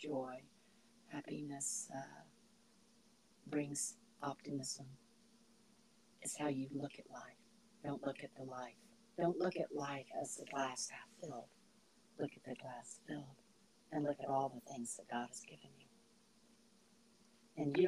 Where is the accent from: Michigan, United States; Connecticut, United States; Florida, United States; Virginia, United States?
Florida, United States; Tampa; moved away as an adult; also born or lived in Georgia; now in South Bend, United States; I come from Tampa, Florida, born and raised there